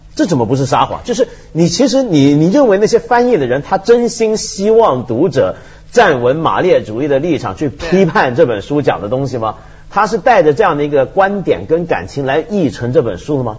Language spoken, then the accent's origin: Chinese; China; 我们中国人